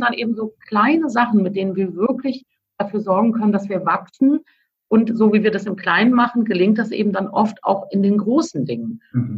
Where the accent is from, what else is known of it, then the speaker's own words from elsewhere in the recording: Cologne, North Rhine-Westphalia, Germany; als Kölnerin